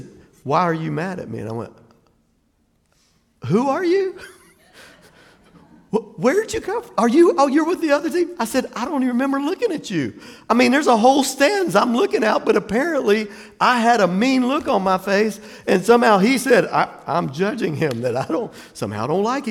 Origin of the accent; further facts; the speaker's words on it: Jacksonville, Florida, United States; Jacksonville, Florida